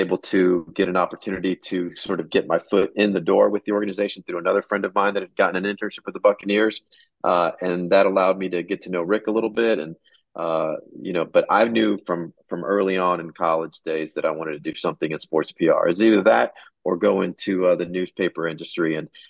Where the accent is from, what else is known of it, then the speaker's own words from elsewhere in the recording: Tampa, Florida, United States; I grew up in Tampa, so most of my life, actually, the majority of my life has been spent in Tampa. I was born and raised in Tampa.